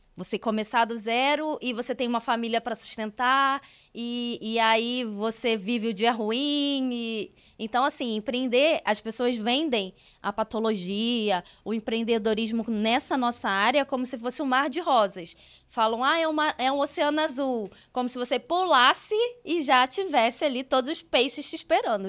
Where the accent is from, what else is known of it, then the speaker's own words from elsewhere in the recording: Rio de Janeiro, Brazil; moved away as an adult; now in Curitiba, Brazil; eu sou carioca, eu moro em Curitiba, tem quatro anos, mas eu sou carioca